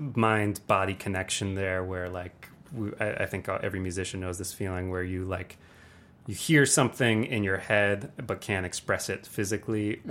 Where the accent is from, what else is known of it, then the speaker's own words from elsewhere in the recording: Ann Arbor, Michigan, United States; now in Detroit, United States; I grew up actually here in Ann Arbor